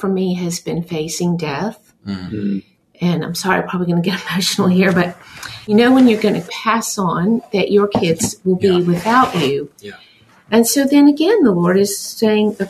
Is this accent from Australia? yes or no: yes; Australia; now in United States; growing up in Australia